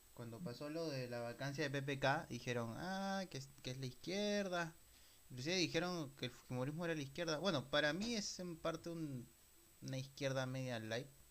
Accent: Peru; ambos somos peruanos

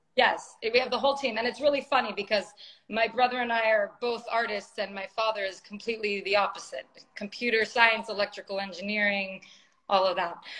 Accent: San Francisco, California, United States; moved away as an adult; now in Los Angeles, United States; I was born and raised in San Francisco

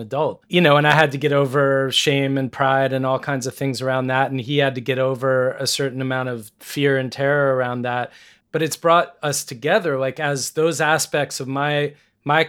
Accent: United States; as an American

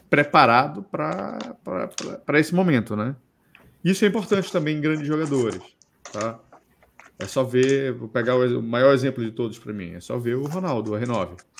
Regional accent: Belém, Pará, Brazil; moved away; Lá na minha cidade tinha assim. um das antigas, tinha um Xodó também, lá em Belém.

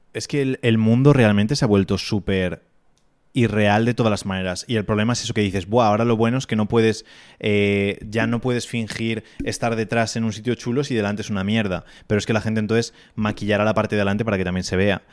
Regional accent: Spain

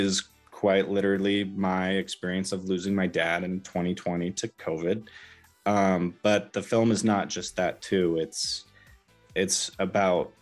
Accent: Southwest Washington, United States; moved away as an adult; also born or lived in Southern Utah; I grew up in Southwest Washington and then in 2019 moved to Southern Utah

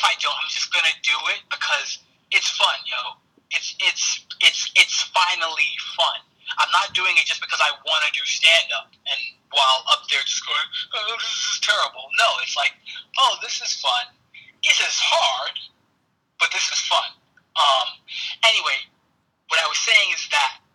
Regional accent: New York City, New York, United States; I'm from Brooklyn. I'm from a bad neighborhood in Brooklyn

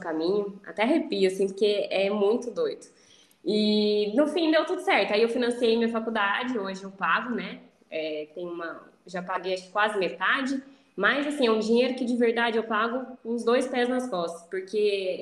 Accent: Campinas, São Paulo, Brazil; now in Bragança Paulista, Brazil; Eu nasci em Campinas, que é uma cidade vizinha aqui, né? Só que a minha família reside numa cidade próxima a Bragança

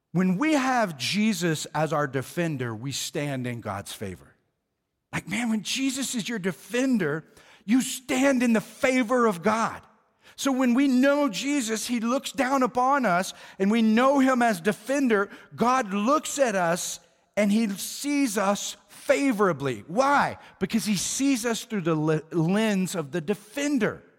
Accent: Oklahoma, United States; moved away; I was from Oklahoma

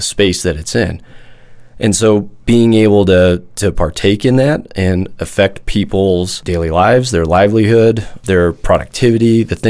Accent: Midwest, United States; I grew up in the Midwest

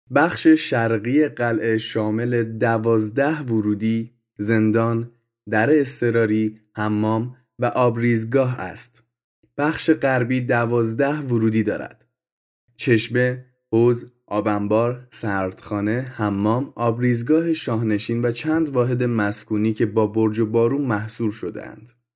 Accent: Gilan, Iran; اصالت گیلانی دارم

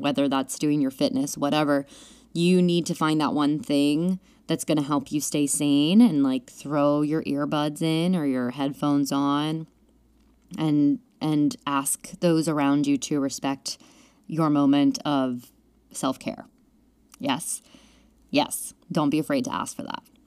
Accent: Pennsylvania, United States; now in New York, United States; we were going to have me move home to Pennsylvania

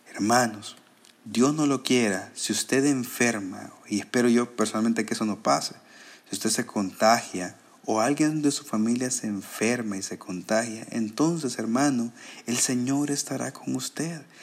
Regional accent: El Salvador; como salvadoreños nos cuesta mucho

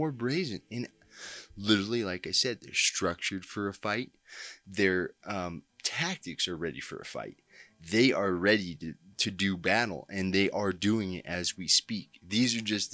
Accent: Colorado, United States; my home state of Colorado

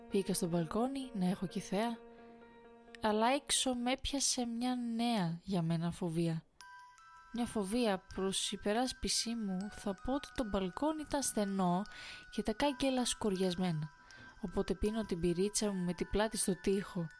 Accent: Thessaloniki, Central Macedonia, Greece; Εμεί είμαστε από Θεσσαλονίκη και βάσει σχεδίου θα κάναμε μια στάση στην Κόρινθο

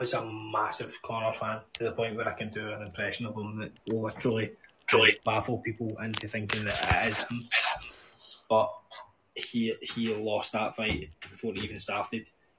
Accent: Scotland, United Kingdom; It's like, see when I grew up in Scotland, right?

